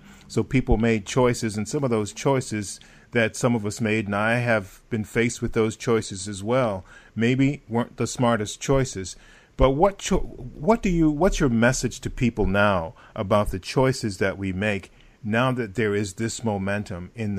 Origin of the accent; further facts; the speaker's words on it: the South, United States; because I grew up in the South and it was harder.